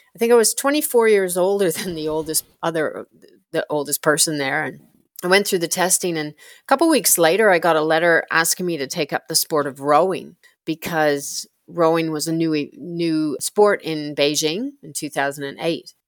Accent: Canada; moved away as an adult; now in Australia; I born and bred in Canada

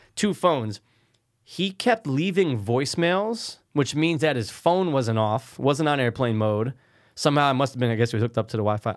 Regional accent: Connecticut, United States; We're Connecticut. We're not New Yorkians.

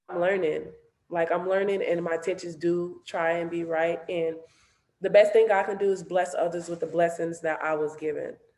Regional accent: Los Angeles, California, United States; I grew up

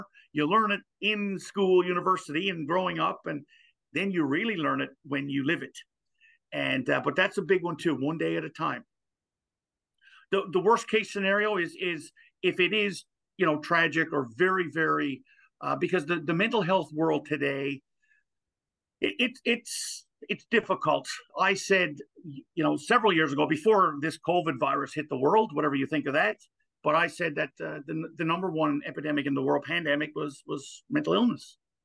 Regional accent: Newfoundland and Labrador, Canada; Gander used to be another U.S. naval base here, and now it's a Canadian one in the province of Newfoundland

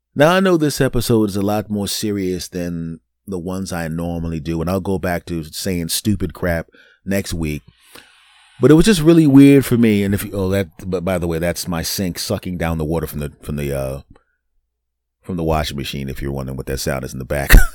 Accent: Philadelphia, Pennsylvania, United States; my hometown team, the Eagles

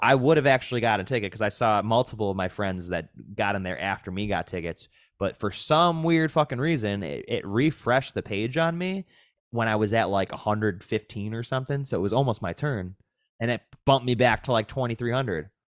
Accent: Williamsville, New York, United States; born or raised there; also born or lived in Buffalo, New York; now in Southern California, United States

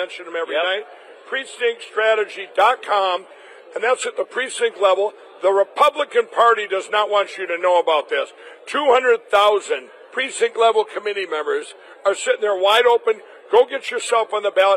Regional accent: Minnesota, United States; Minnesota, my home state

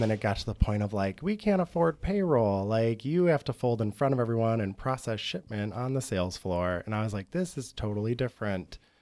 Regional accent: Algonac, Michigan, United States; now in Chicago, United States; I was on the east side in Algonac, very small town

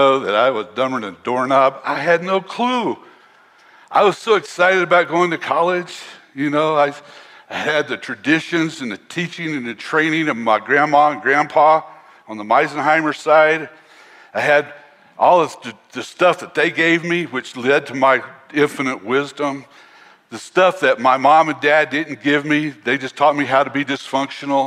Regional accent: North Carolina, United States; where I grew up was in North Carolina

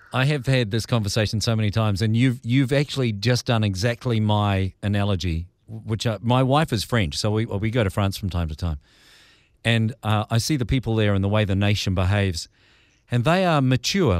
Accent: New Zealand; as a Kiwi

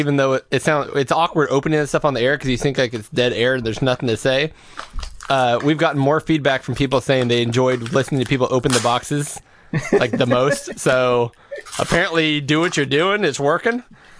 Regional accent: California, United States; We're from California.

